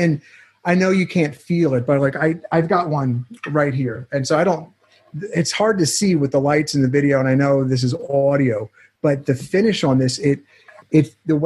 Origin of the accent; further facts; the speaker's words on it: Pennsylvania, United States; moved away; I'm from Pennsylvania.